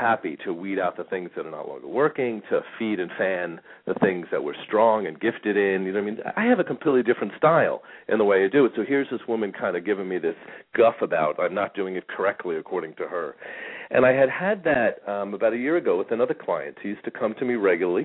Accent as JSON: {"language": "English", "region": "New York", "country": "United States", "tie": "born or raised there", "moved": "as an adult", "lives_now": "Phoenix, United States", "said": "I grew up in New York"}